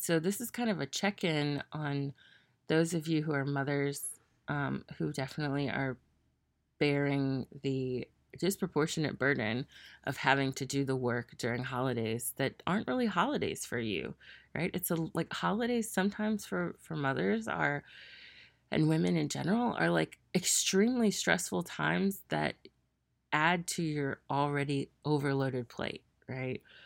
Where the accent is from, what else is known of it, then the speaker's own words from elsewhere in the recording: the South, United States; also born or lived in Tennessee / Mississippi; I'm from the South